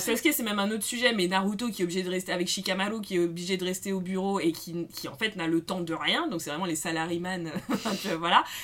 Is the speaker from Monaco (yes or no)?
no; France; on est française